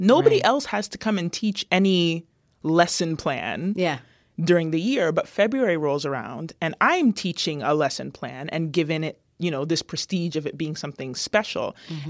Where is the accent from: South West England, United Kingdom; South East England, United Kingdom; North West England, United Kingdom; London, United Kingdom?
London, United Kingdom; growing up in London, being one of the few black kids and, you know, maybe the only one in my class or the few in the school